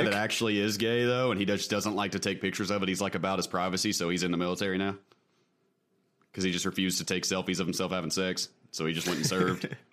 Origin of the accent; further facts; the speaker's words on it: Germany; moved away; also born or lived in Turkey; I was born in Germany.